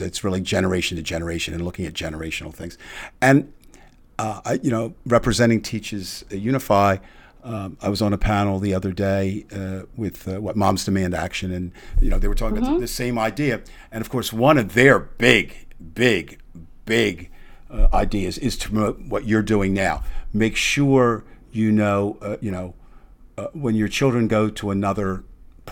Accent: New Jersey, United States; I was born and raised in South Jersey

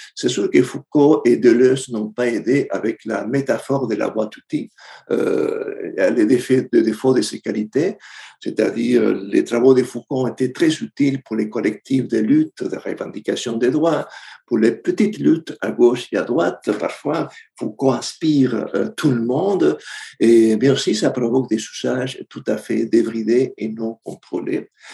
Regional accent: Argentina; moved away; je viens de l'Argentine

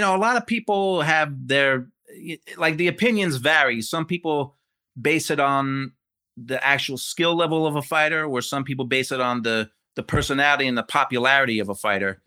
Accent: Rahway, New Jersey, United States; I grew up in Jersey

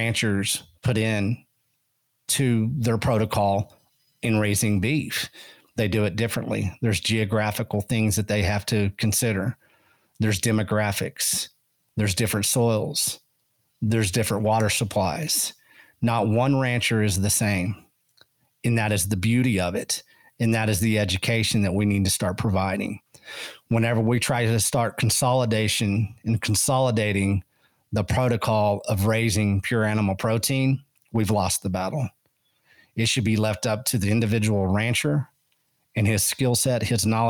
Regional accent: Llano Estacado, Texas Panhandle, United States; I grew up on the Llano Estacado, Panhandle, Texas.

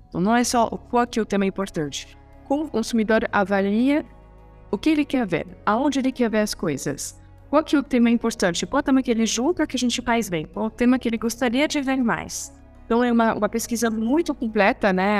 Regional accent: France; Portuguese is a second language; moved away as an adult; also born or lived in Chile / India; now in Brazil; eu sou francesa

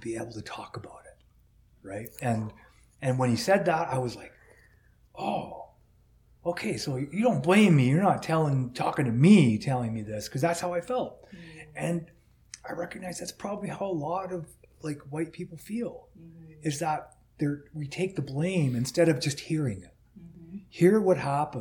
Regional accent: United States; now in Canada; I'm an American

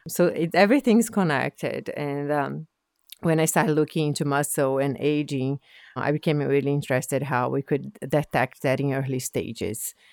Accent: Brazil; moved away as an adult; now in Nova Scotia, Canada; I'm originally from Brazil. Um, I came to Nova Scotia in two thousand nine to do a P H D

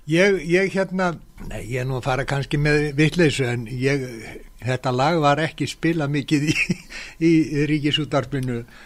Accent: Iceland; ég er frá Íslandi

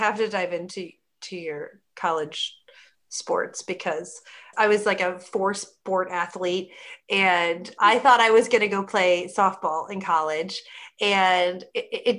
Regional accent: Midwest, United States; I'm from the Midwest

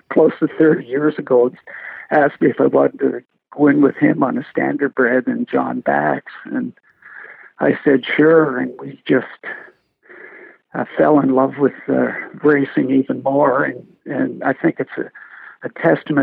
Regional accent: Peterborough, Ontario, Canada; I grew up in Peterborough, about a block from the old Morrill Park Raceway

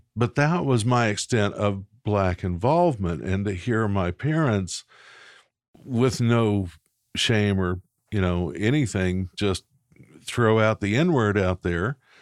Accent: Little Rock, Arkansas, United States; I was born in Little Rock, Arkansas at the, uh, the Baptist Hospital of the day.

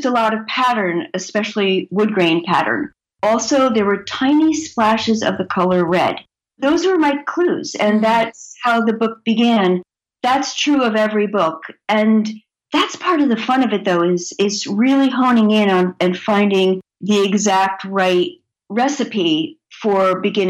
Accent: New Jersey, United States; I grew up in New Jersey, where we were on our bicycles all day and played kick the can at night.

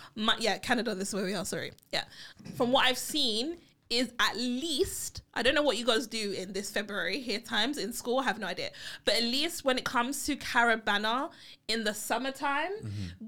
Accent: United Kingdom; also born or lived in Barbados; I'm British, my family's from Barbados.

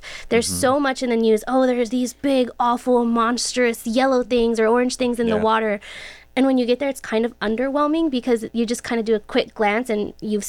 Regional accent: Del Rio, Texas, United States; Well, I want to start. I'm from the border.

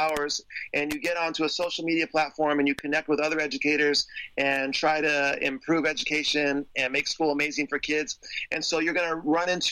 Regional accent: San Diego, California, United States; I'm from San Diego

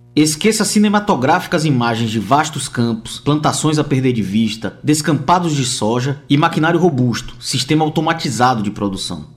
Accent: Bahia, Brazil; now in Paraíba, Brazil; sou baiano

